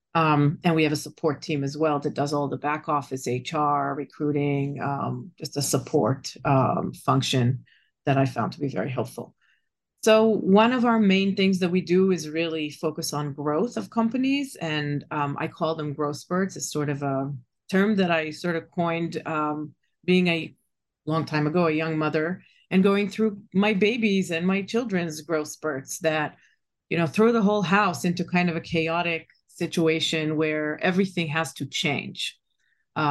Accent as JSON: {"language": "English", "country": "Israel", "tie": "born or raised there", "moved": "as an adult", "lives_now": "United States", "said": "I was born and raised in Israel and been in tech for about 7 to 10 years before I moved to the States. That was 25 years ago."}